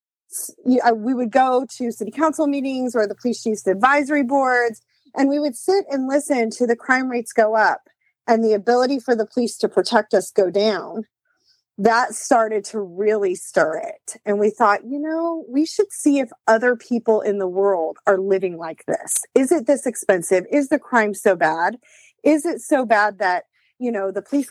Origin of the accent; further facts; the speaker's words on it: California, United States; moved away as an adult; now in East Tennessee, United States; I'm born and raised in California